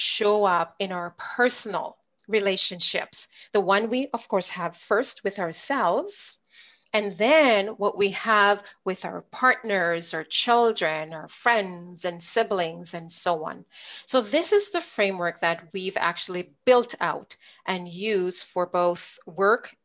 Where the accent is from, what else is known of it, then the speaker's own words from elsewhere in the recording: Jamaica; accent: Jamaican; moved away as an adult; now in Winnipeg, Canada; I was born in Jamaica. I grew up there for the first 20 years of my life.